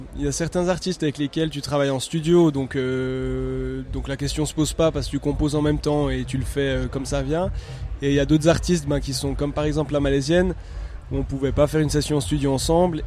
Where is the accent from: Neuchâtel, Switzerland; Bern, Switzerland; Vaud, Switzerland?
Neuchâtel, Switzerland; je viens de Neuchâtel